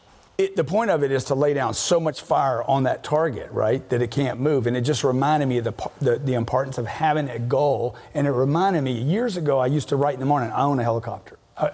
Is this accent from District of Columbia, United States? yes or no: no; Louisiana, United States; I'm from Louisiana